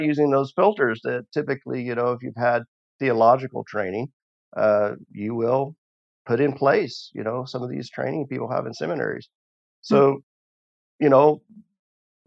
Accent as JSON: {"language": "English", "region": "the Ozarks of southern Missouri", "country": "United States", "tie": "born or raised there", "also_born_or_lived": "East Tennessee / Russia", "moved": "as an adult", "said": "I grew up in the Ozarks of southern Missouri in a conservative Christian holiness family."}